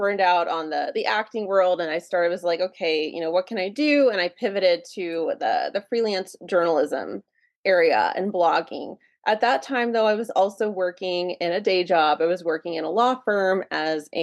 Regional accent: Hagerstown, Maryland, United States; moved away as an adult; also born or lived in Los Angeles, California; I grew up in a little town called Hagerstown, Maryland, which is in Western Maryland.

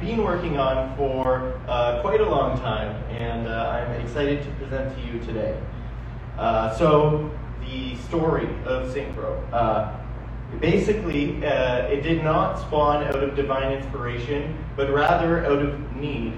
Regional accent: Niagara, Ontario, Canada; I am from Niagara

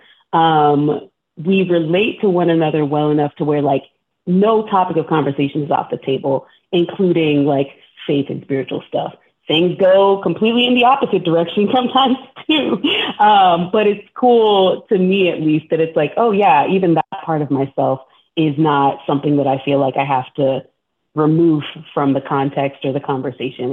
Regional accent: Texas, United States; I'm also from Texas

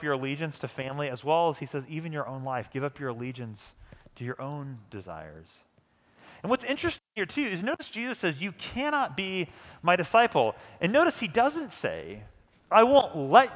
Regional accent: St. Louis, Missouri, United States; moved away as an adult; now in Kansas City, United States; I grew up in St. Louis, which is a great baseball city

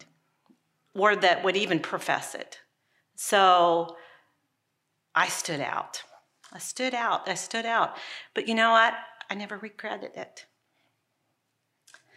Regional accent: Ohio, United States; I grew up in Ohio as a little girl.

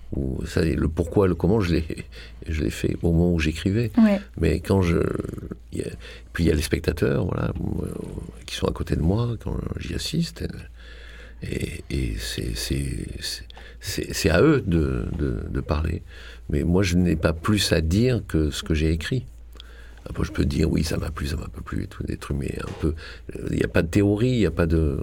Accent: Marseille, Provence-Alpes-Côte d'Azur, France; moved away; je suis de Marseille, euh, et je suis parti de Marseille

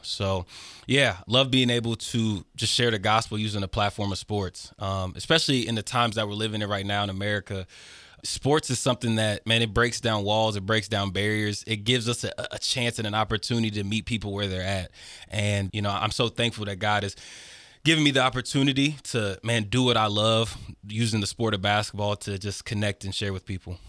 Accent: Fairborn, Ohio, United States; Growing up in Fairborn, and to nobody's fault, there's just not a lot of things for youth

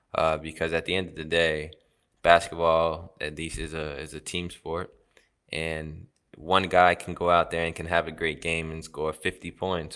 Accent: United States; moved away as an adult; now in Turkey; I grew up in America and I lived at home for eighteen years

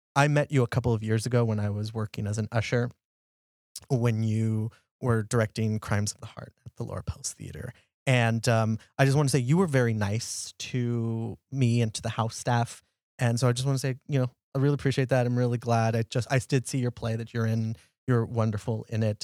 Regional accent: Texas, United States; I'm from Texas

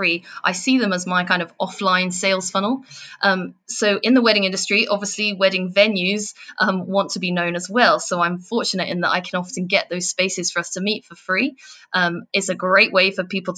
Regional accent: England, United Kingdom; if you haven't worked out from the accent yet, I'm from England.

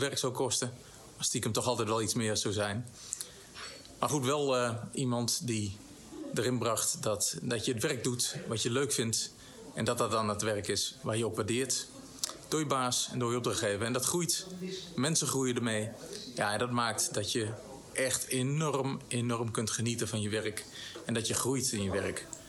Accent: Eindhoven, North Brabant, Netherlands; Ik ben in Eindhoven geboren

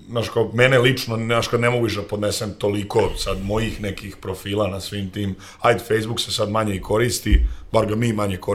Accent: Sremska Mitrovica, Vojvodina, Serbia; rekao sam da sam iz Sremske Mitrovice, tako da … iz Sremske Mitrovice.

